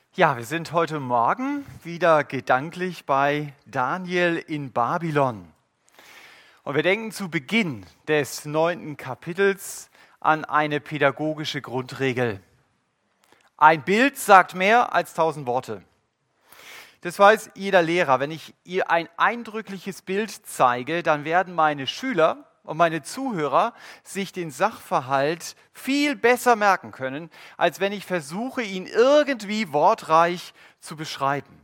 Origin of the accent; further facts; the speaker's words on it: Germany; Wir als Deutsche